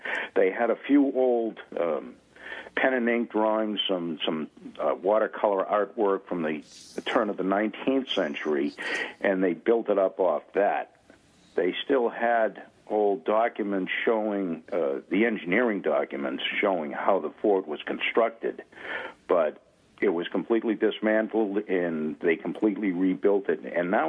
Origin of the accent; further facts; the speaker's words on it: New England, United States; we as New Englanders and Americans